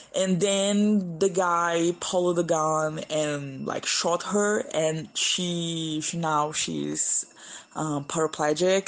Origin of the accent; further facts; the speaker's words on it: São Luís, Maranhão, Brazil; English is a second language; moved away as an adult; now in São Paulo, Brazil; my hometown, it's a beautiful island in the northeast of Brazil called São Luís